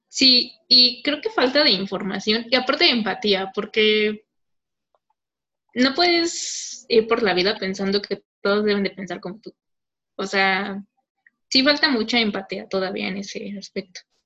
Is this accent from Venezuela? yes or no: no; Mexico